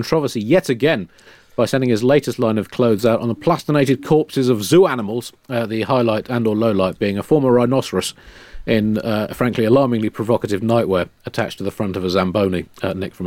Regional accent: United Kingdom; we're f***ing Britain

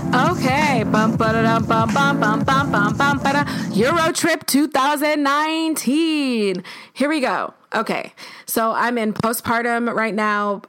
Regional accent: Buffalo, New York, United States; now in New York, United States; growing up in Buffalo

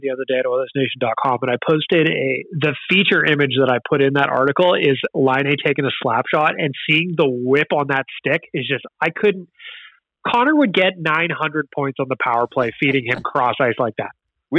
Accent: Edmonton, Alberta, Canada; we're from Edmonton, right?

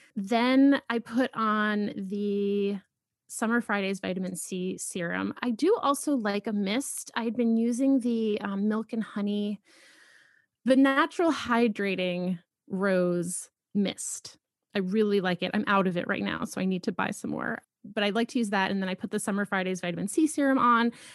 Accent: Boston, Massachusetts, United States; moved away as an adult; also born or lived in Philadelphia / New York; now in Los Angeles, United States; I grew up in Boston

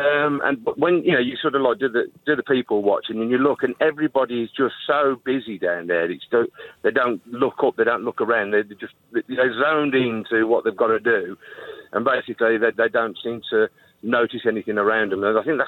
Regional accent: Wolverhampton, West Midlands, United Kingdom; I come from the Midlands

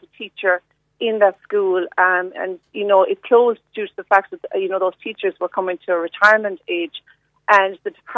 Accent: Rathcormac, Munster, Ireland; my husband's family, my family, we are both from Rathcormac.

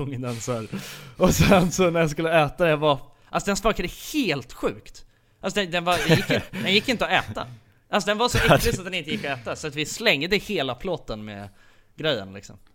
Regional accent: Sweden; vi är ifrån Sverige

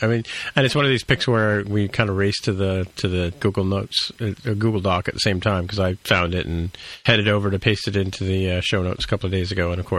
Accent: Canada; because we're Canadian

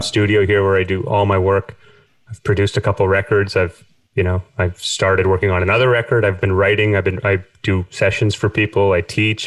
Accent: Winnipeg, Manitoba, Canada; moved away as an adult; now in Cork, Ireland; growing up in Canada

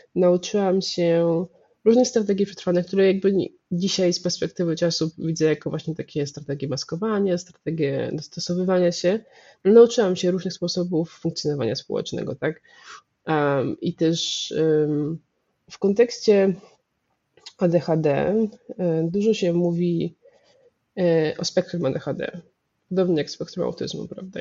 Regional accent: Warsaw, Masovian Voivodeship, Poland; jestem z Warszawy i moja rodzina jest dość warszawska, y, bardzo warszawska, głównie warszawska

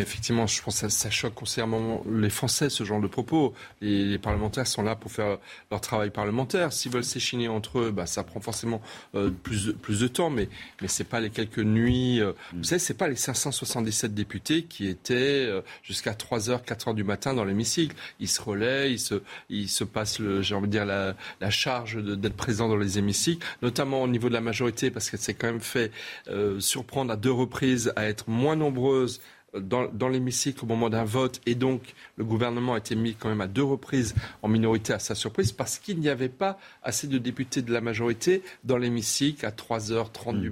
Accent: Alsace, Grand Est, France; je suis alsacien

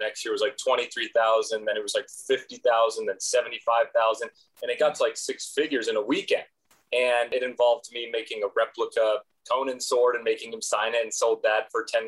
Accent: Los Angeles, California, United States; I was born in Los Angeles, California, born and raised there my whole life

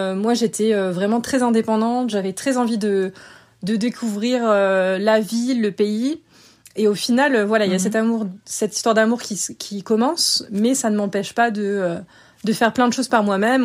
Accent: France; moved away as an adult; also born or lived in Bogotá, Colombia / Sydney, Australia; now in Barcelona, Spain; ça fait presque 9 ans que j'ai quitté la France

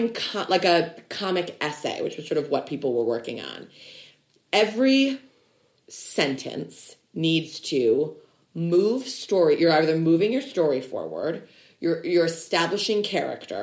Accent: Illinois, United States; we're both from Illinois

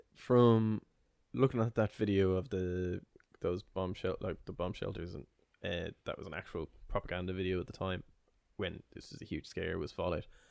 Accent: Ireland; I'm Irish

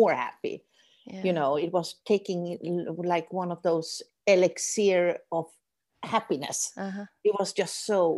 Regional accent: Sweden; accent: Swedish; English is a second language; now in Doha, Qatar; I'm from Sweden, as you may hear in my Swedish

